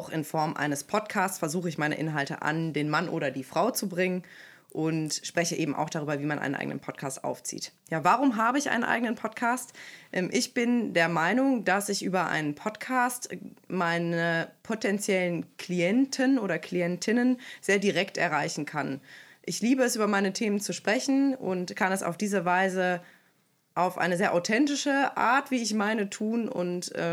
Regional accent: Aachen, North Rhine-Westphalia, Germany; Ich komme aus Aachen und arbeite dort als Empowerment Coach

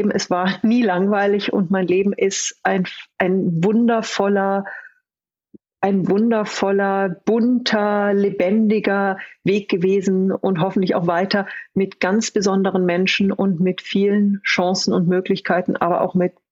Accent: Bavaria, Germany; now in Austria; Ich bin eine Bayerin, die in Österreich lebt.

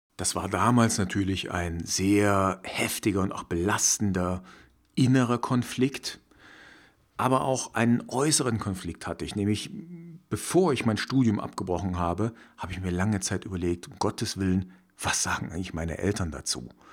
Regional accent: former East Germany, Germany; Ich stamme nämlich aus der ehemaligen DDR, also sprich aus dem Osten von Deutschland. Damals gab es zwei Staaten und ich bin in der DDR aufgewachsen

